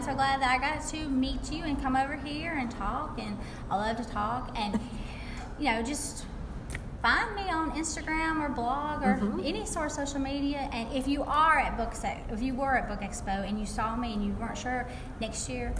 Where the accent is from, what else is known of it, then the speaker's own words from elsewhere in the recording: the South, United States; accent: Southern; a lot of times people hear my accent and they're like, she's from the South.